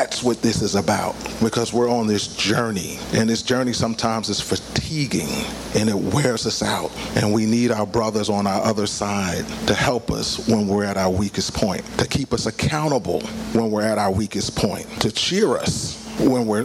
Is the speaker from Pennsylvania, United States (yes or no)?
yes; Philadelphia, Pennsylvania, United States; moved away as an adult; also born or lived in Pittsburgh; I'm born and raised in Philadelphia, but found myself in Pittsburgh.